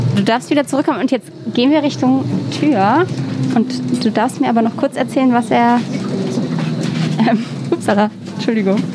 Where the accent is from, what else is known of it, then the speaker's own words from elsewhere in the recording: near Mainz, Rhineland-Palatinate, Germany; now in Berlin, Germany; ich komme doch aus der Nähe von Mainz